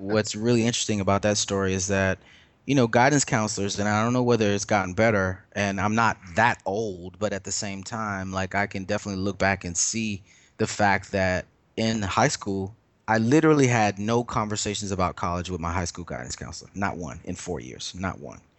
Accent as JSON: {"language": "English", "town": "Lexington", "region": "South Carolina", "country": "United States", "tie": "born or raised there", "moved": "as an adult", "lives_now": "Brooklyn, United States", "said": "growing up in Lexington South Carolina"}